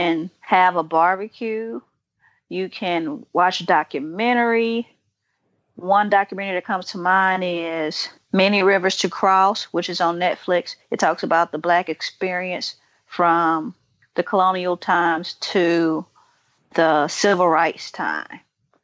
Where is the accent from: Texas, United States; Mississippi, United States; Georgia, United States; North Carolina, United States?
Mississippi, United States; Hinds County; I'm originally from Hinds County, Mississippi